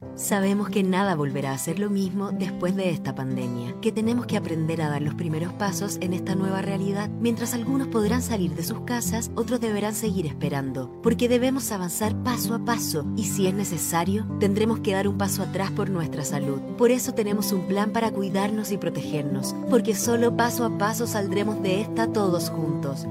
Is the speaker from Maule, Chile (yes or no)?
yes; Constitución, Maule, Chile; nosotros somos de acá de Constitución y y medimos todo con el viento